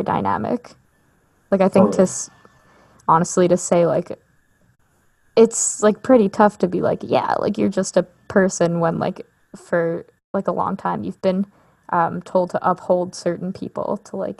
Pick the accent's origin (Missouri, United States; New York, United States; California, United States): New York, United States; I'm from New York. I went to school in New York. Like I've never not lived in New York my whole life.